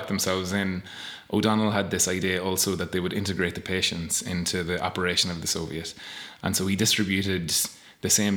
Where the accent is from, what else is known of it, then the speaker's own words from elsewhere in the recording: Castleblayney, Ulster, Ireland; I'm from Castleblayney